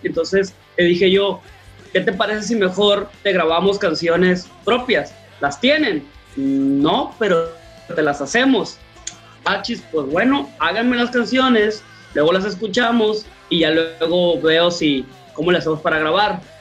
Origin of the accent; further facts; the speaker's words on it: Culiacán, Sinaloa, Mexico; como buenos mexicanos o como buenos culichis